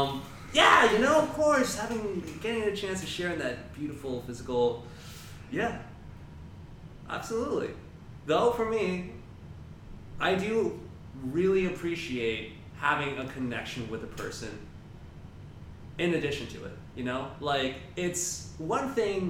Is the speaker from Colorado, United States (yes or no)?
yes; Boulder, Colorado, United States; also born or lived in China; now in Florida, United States; I grew up in Boulder, Colorado.